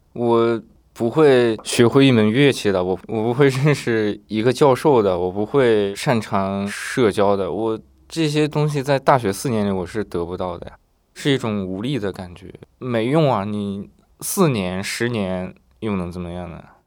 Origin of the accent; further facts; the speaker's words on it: a poor county in Northwest China, China; moved away as an adult; also born or lived in Beijing; 我们学校来自我们现在的人就我一个